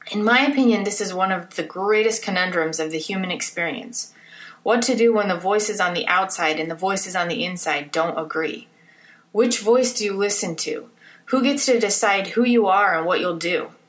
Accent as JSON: {"language": "English", "town": "Salt Lake City", "region": "Utah", "country": "United States", "tie": "born or raised there", "said": "I grew up in Salt Lake. I went to the same high school that my parents went to."}